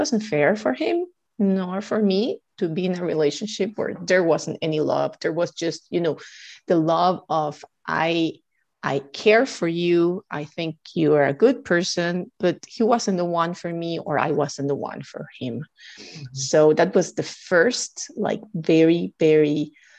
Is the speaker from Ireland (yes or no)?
no; Guatemala; moved away; I'm originally from Guatemala